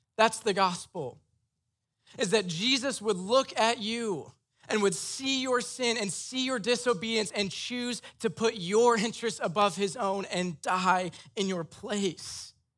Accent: Iowa, United States; I'm from Iowa. My parents are very white, very Christian, very conservative

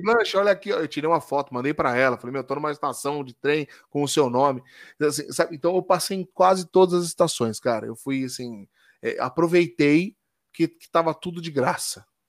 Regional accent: Brazil; eu sou brasileiro

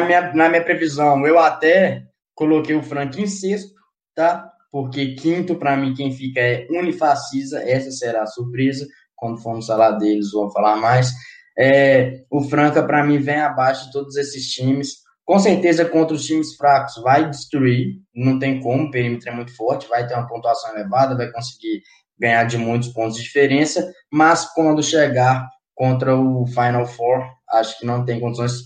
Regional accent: Minas Gerais, Brazil; eu sou daqui, né? Sou de Minas

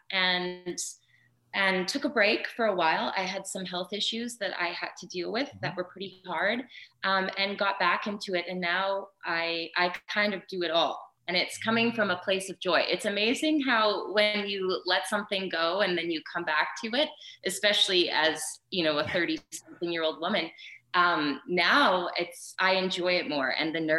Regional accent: Prince Albert, Saskatchewan, Canada; now in Calgary, Canada; it was in my hometown. And so I got the part. I went back to Saskatchewan

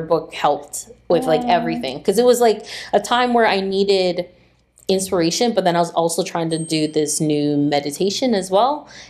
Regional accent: Don Mills, Ontario, Canada; we're from Don Mills.

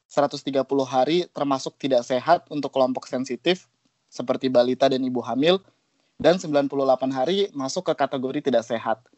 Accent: Jakarta, Indonesia; Iya juga, gue gua mikir juga, oh iya juga, gue dari Jakarta kenapa sok manja banget ya sama polusi udara di Kathmandu.

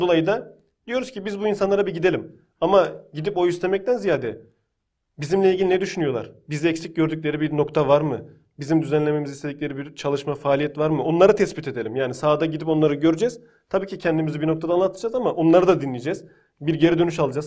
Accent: Konya, Turkey; ben Konya'da büyüdüm.

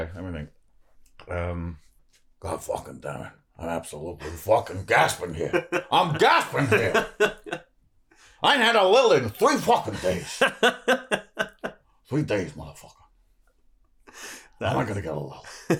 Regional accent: Jersey; my family's like French and from Oldham, but I grew up in Jersey.

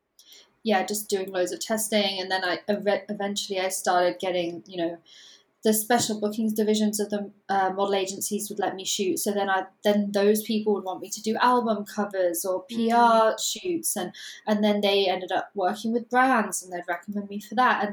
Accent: London, United Kingdom; also born or lived in Northampton; I'm originally from London

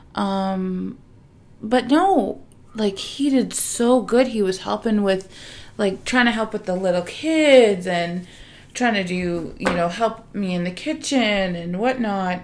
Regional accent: Canada; we're Canadian

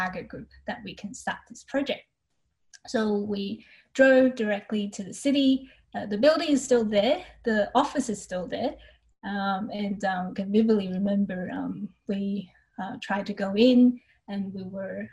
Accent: Brisbane, Queensland, Australia; I'm from Brisbane, Australia, and the state that Brisbane is in is Queensland

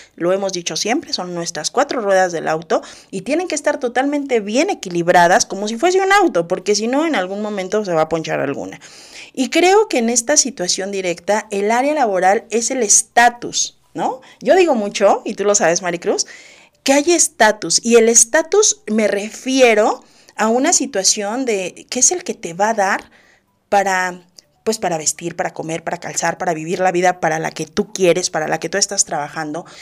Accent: Mexico; nosotros, todos los mexicanos

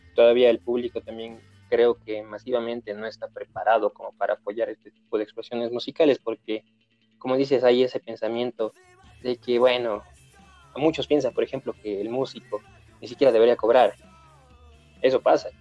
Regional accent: Ecuador; nosotros eh, somos ecuatorianos

